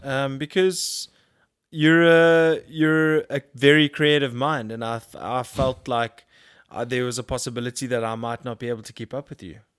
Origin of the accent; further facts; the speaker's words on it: Durban, KwaZulu-Natal, South Africa; I grew up in Durban